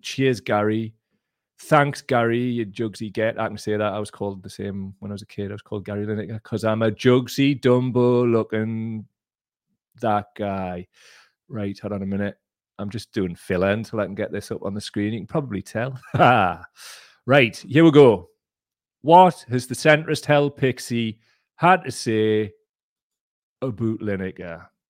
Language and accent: English; North East England, United Kingdom; I'm from the Northeast